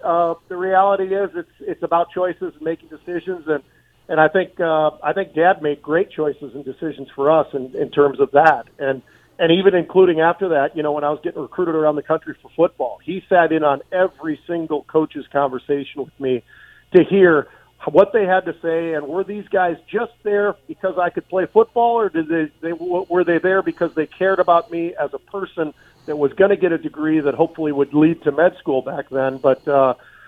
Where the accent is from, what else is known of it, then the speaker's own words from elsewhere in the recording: Minnesota, United States; also born or lived in California; we moved from California, Joe, in the late – I guess middle 70s or whatever it was. And we came to Minnesota